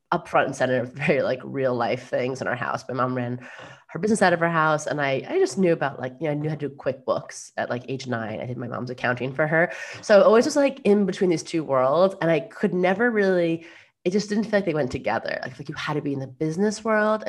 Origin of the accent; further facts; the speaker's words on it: New York, United States; I'm a New Yorker through and through.